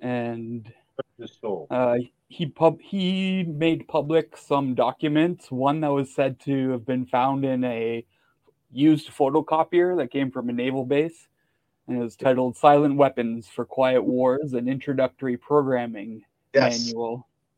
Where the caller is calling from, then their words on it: Toronto, Ontario, Canada; From Toronto, Ontario, and occupied Turtle Island.